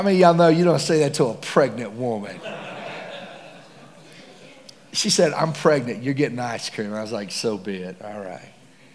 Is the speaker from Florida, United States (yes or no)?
no; Texas, United States; I'm from Texas